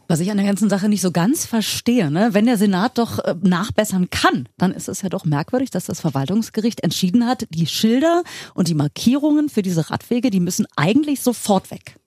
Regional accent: Berlin, Germany; Vor 41 Jahren hier in Berlin geboren. Ich habe auch nie woanders gewohnt

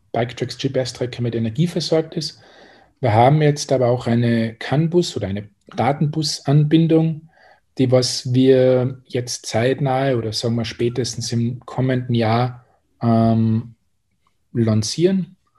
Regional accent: Austria; accent: Austrian; also born or lived in Salzburg / Tyrol; von meiner Aussprache erkennt man wahrscheinlich schon, dass ich Österreicher bin und auch aus, dem, aus Salzburg und Tirol komme.

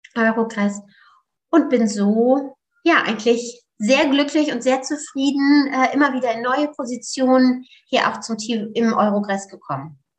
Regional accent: Osnabrück, Lower Saxony, Germany; moved away as an adult; also born or lived in Netherlands; Ich komme aus Niedersachsen, aus Osnabrück

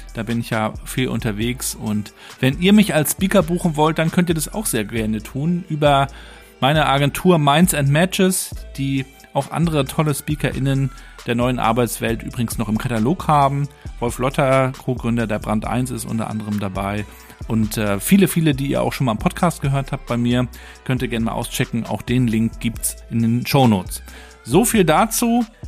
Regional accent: Mecklenburg-Vorpommern, Germany; hier bei uns in Mecklenburg-Vorpommern

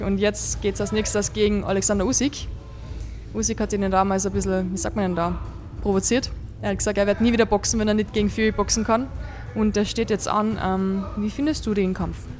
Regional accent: Vienna, Austria; bei uns in Wien

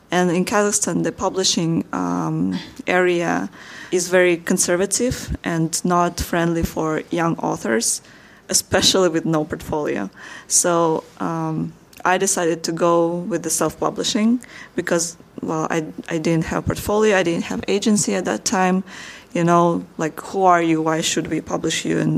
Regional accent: Slovakia; I'm from Slovakia

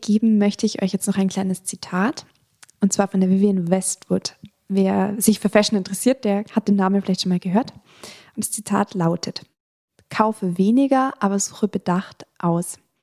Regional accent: Attenkirchen, Bavaria, Germany; Ich komme aus der Nähe von Freising, ich komme aus dem Dorf Attenkirchen

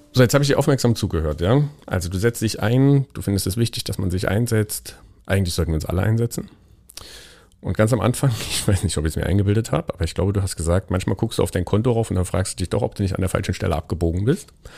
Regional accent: Thuringia, Germany; moved away; Ich komme ursprünglich aus Thüringen

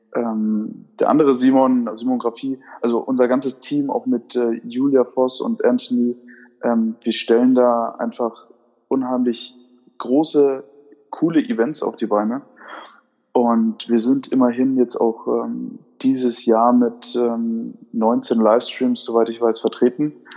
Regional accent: Würzburg, Bavaria, Germany; moved away; nachdem ich ja ursprünglich aus Würzburg komme, ist man da natürlich dann als Würzburger Urkind

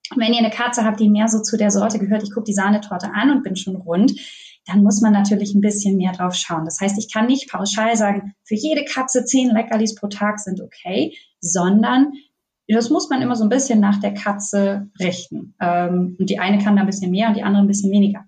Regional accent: Northern Germany, Germany; now in Bavaria, Germany; Ich komme aus Norddeutschland

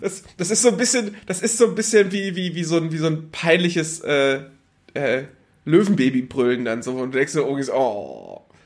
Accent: Northern Germany, Germany; moved away; ich war aus dem Norden

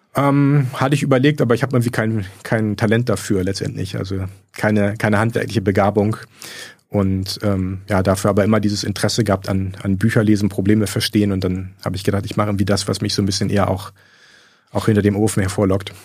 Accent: Bremen, Germany; moved away; also born or lived in Göttingen; Ich komme aus Bremen

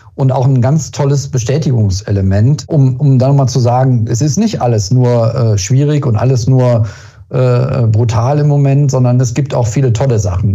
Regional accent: Germany; wir sind als Deutsche

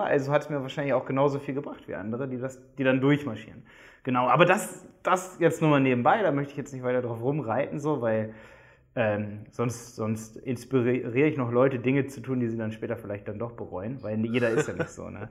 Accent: Hildesheim, Lower Saxony, Germany; moved away as an adult; now in Dresden, Germany; Wir kommen alle aus Hildesheim bei Hannover

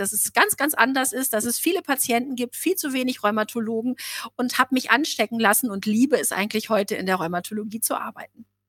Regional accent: Osnabrück, Lower Saxony, Germany; Bei uns in Osnabrück

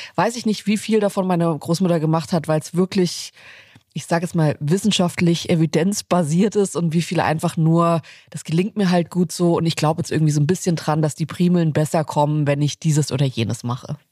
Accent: Southern Germany, Germany; now in Berlin, Germany; nach Süddeutschland, wo ich aufgewachsen bin

